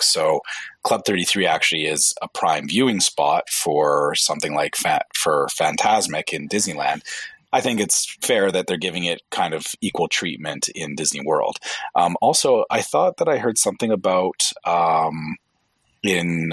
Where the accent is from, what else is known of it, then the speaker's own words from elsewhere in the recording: Canada; I'm Canadian